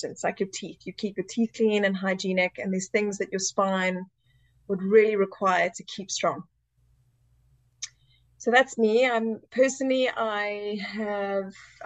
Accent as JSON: {"language": "English", "country": "Zimbabwe", "tie": "born or raised there", "also_born_or_lived": "South Africa", "moved": "as an adult", "lives_now": "United Kingdom", "said": "I was born in Zimbabwe and I finished school there and moved to South Africa"}